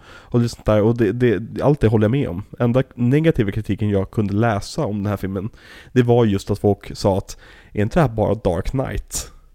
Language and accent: Swedish; Sweden; oss som svenskar